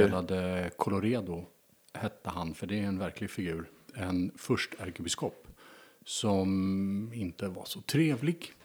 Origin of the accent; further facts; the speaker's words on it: Stockholm, Stockholm County, Sweden; född och uppvuxen i Stockholm